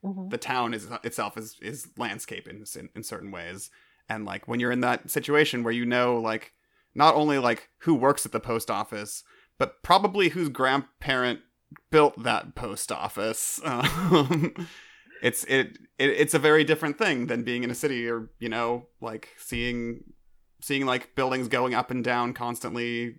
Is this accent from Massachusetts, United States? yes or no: no; California, United States; because I'm from California, and I've lived here my entire life